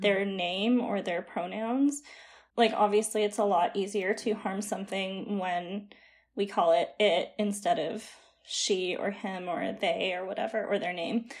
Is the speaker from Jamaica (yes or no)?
no; Calgary, Alberta, Canada; now in Ottawa, Canada; I'm actually from Calgary, but I'm just living in Ottawa right now.